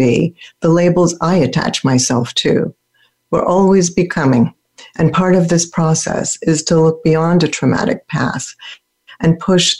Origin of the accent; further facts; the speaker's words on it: Philadelphia, Pennsylvania, United States; also born or lived in Germany; where I grew up in Philadelphia